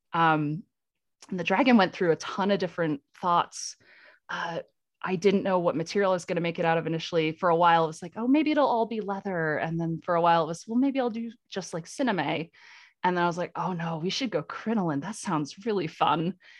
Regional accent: Vermont, United States; moved away as an adult; now in Colorado, United States; I'm in Colorado now, but I, I grew up in New England in Vermont.

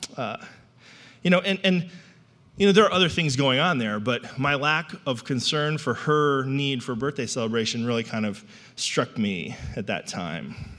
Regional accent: New England, United States; I grew up in New England

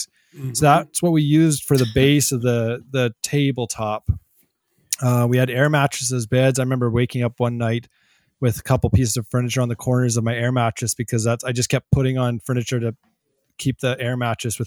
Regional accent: Smithers, British Columbia, Canada; moved away as an adult; also born or lived in Camrose, Alberta / Edmonton, Alberta; now in Red Deer, Canada; I grew up in Smithers, BC, Northern British Columbia, moved to Camrose to go to Augustana University College, then to Edmonton, and now in Red Deer

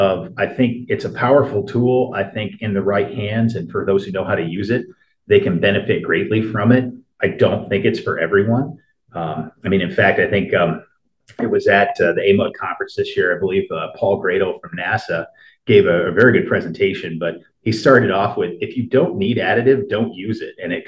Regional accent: Hartford, Connecticut, United States; moved away as an adult; also born or lived in Clemson, South Carolina; I grew up outside of Hartford, Connecticut, and, you know, spent my childhood there

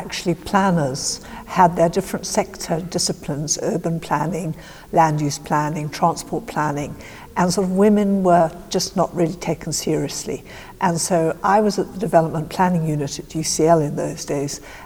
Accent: South Africa; moved away; I was brought up in South Africa

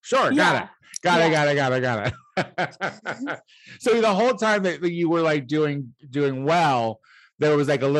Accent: Illinois, United States; now in Los Angeles, United States; my home state of Illinois

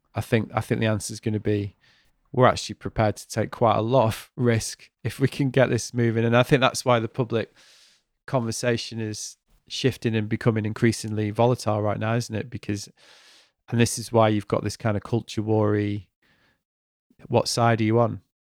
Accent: Manchester, North West England, United Kingdom; moved away; also born or lived in Stratford; it's my hometown

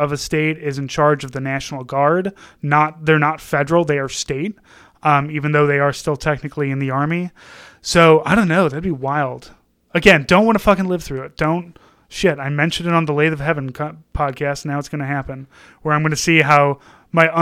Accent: St. Louis, Missouri, United States; I'm from St. Louis

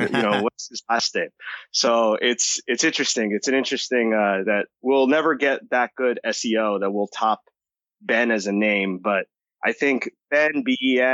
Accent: New Jersey, United States; also born or lived in Costa Rica / Massachusetts; I was born here, but I grew up in Costa Rica for a couple of years. Then I moved back to the States. I grew up in New Jersey.

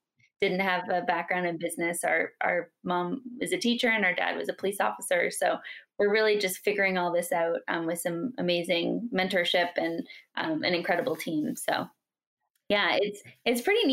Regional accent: Metchosin, British Columbia, Canada; we grew up in Canada on an island off the coast of Vancouver called Vancouver Island

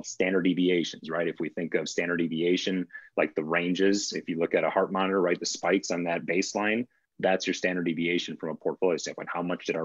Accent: Wisconsin, United States; I grew up in Wisconsin

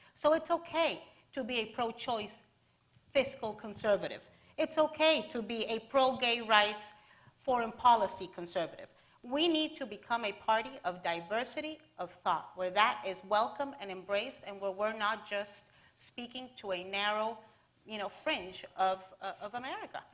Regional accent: Miami, Florida, United States; I'm from Miami

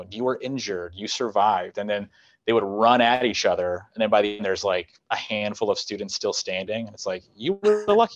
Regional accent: Colorado, United States; moved away; I'm from Colorado

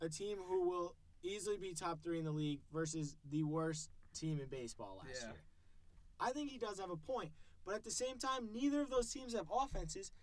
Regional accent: Connecticut, United States; I grew up in Connecticut, so I was a UConn Husky fan

